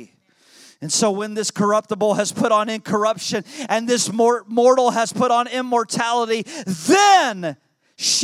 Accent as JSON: {"language": "English", "country": "United States", "tie": "born or raised there", "said": "when I was a boy growing up in Cornfield, USA."}